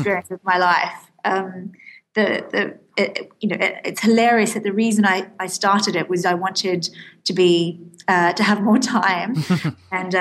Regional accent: Australia; moved away as an adult; now in London, United Kingdom; I'm actually Australian

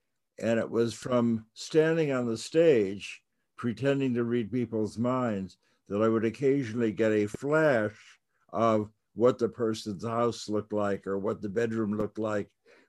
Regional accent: New York, United States; So I grew up in New York, and I could go to the little magic shops and watch people do tricks.

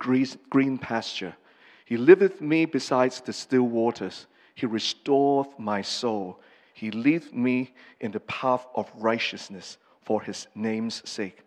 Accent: Hong Kong; first language English; moved away; I'm from Hong Kong. I've lived here since 83. So my English is mostly my mother tongue, and Cantonese is second, and Mandarin is the last

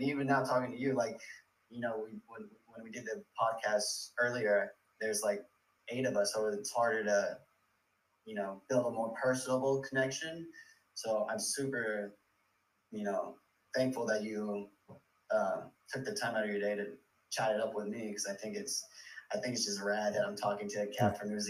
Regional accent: California, United States; I feel like where I'm from, like I'm from the Bay Area, like the culture out here is kind of like, hey, don't talk about it, be about it.

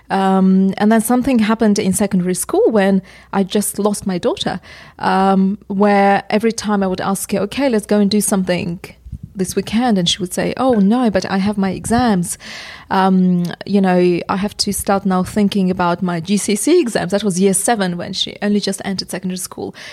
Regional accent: Uzbekistan; English is a second language; moved away as an adult; now in England; because I'm originally from Uzbekistan. The education I had was Soviet

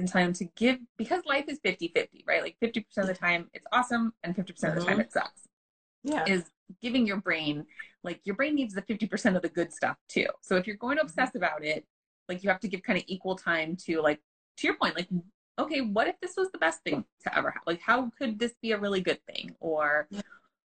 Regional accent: New York, United States; now in California, United States; I'm originally from New York

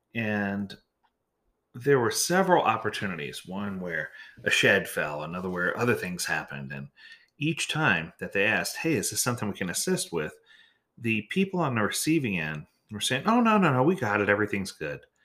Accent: New Orleans, Louisiana, United States; moved away; I grew up in New Orleans, so I was ready for a hurricane

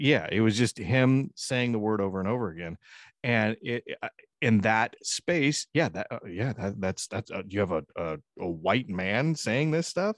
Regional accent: United States; I was born in the United States

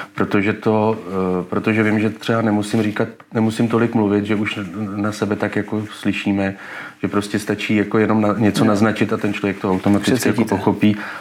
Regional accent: Czechia

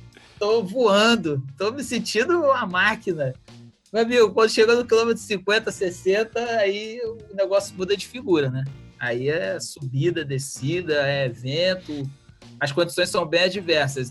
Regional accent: Rio de Janeiro, Brazil; eu sou do Rio de Janeiro

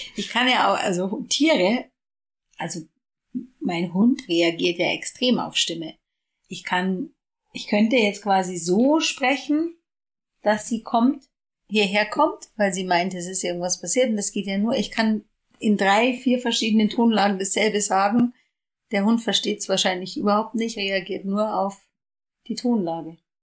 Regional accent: Ingolstadt, Bavaria, Germany; weil ich nach Hause gehen wollte. Von Düsseldorf nach, oder Düsseldorf oder so, nach äh, Bayern, nach Ingolstadt

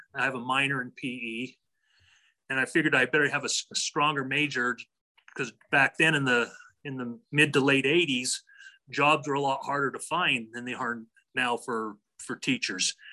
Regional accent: Draper, Utah, United States; also born or lived in Cardston, Alberta, Canada; I was raised in Draper, Utah.

